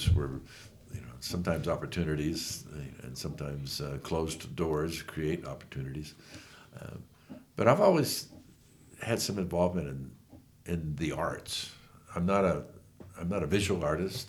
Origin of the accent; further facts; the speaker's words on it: Bay Area, California, United States; moved away as an adult; also born or lived in Utah; now in Torrey, United States; I was born and raised in the Bay Area. In California